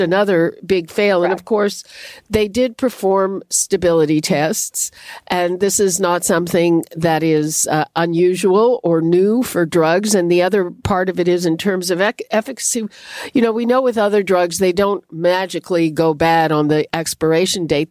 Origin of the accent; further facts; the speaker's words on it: Montreal, Quebec, Canada; moved away; I grew up in Montreal, home of the winning team